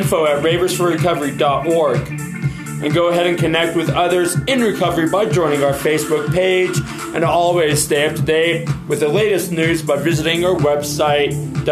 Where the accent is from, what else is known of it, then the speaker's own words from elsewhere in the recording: Dallas, Texas, United States; also born or lived in Allen, Texas; I was born in 1980 at Dallas Children's Hospital.